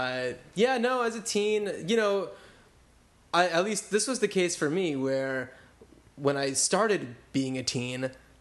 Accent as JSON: {"language": "English", "region": "suburban New Jersey", "country": "United States", "tie": "born or raised there", "said": "I was in suburban New Jersey."}